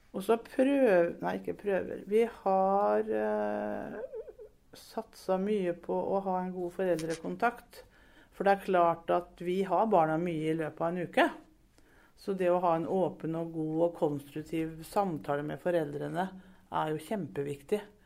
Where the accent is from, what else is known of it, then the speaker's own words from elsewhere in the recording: Brevik, Telemark, Norway; moved away as an adult; now in Sarpsborg, Norway; Brevik. Skikkelig Brevik-jente